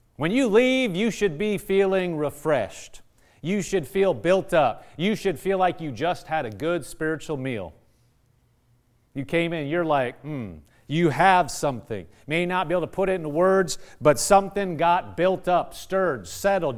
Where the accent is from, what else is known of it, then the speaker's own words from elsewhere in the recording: Nebraska, United States; moved away; I'm from Nebraska